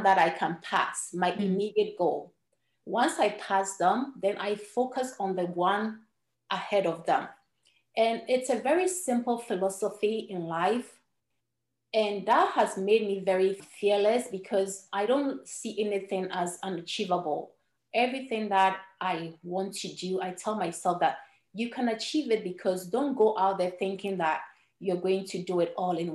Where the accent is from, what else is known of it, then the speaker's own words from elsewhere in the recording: Ghana; first language Ewe; English is a second language; moved away as an adult; now in United States; When I was growing up in Ghana